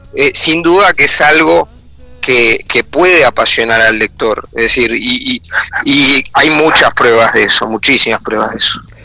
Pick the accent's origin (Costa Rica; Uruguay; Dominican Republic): Uruguay; nuestra actualidad como uruguayos